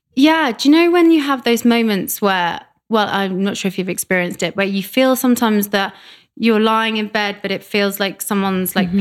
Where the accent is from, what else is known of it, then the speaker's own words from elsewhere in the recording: Reading, South East England, United Kingdom; moved away as an adult; also born or lived in London; now in Vancouver, Canada; uh, 50 miles west of London. Okay. Yeah, a place called Reading.